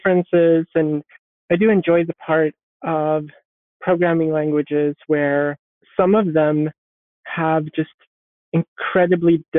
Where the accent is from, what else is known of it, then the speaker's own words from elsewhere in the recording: Malmö, Skåne, Sweden; I was born in Malmö in Sweden